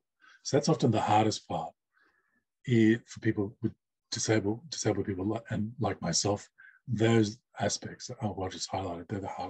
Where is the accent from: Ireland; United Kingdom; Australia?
Australia; first language sign language; English is a second language; As a Asian deaf person from CALL community, English is not my first language or my home language. In fact, it's my fourth language. And my first language being sign language, my third language being English.